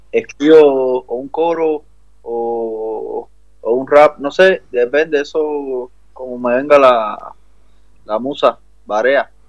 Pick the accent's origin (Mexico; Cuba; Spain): Cuba; yo soy cubano